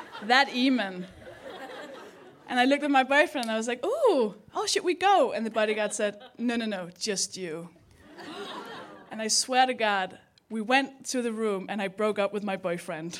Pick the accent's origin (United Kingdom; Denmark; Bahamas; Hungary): Denmark; accent: Danish; English is a second language; moved away; I'm from Denmark. That's the accent.